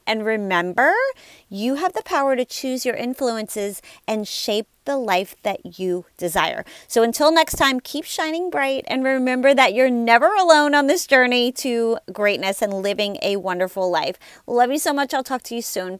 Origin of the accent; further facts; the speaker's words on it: Louisiana, United States; I'm from Louisiana